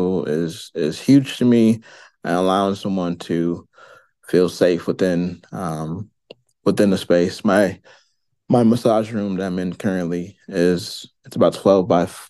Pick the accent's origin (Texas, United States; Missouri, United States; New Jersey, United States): Missouri, United States; St. Louis; I am from St. Louis, Missouri. I am born and raised here